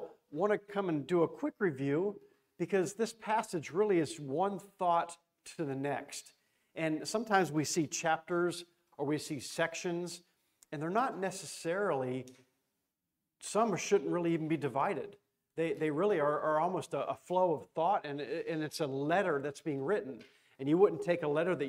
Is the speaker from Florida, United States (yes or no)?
yes; Florida, United States; I'm from Florida